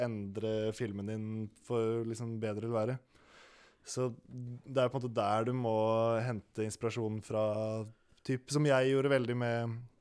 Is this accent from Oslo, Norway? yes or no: yes; Oslo, Norway; jeg er fra Holmenkollen i Oslo